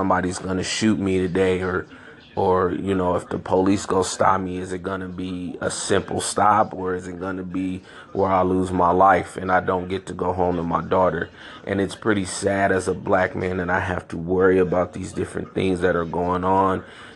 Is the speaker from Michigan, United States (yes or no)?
no; San Francisco, California, United States; also born or lived in Chicago, Illinois; I grew up in San Francisco, California, born in Chicago, Illinois. I moved away from Chicago when I was 3 years old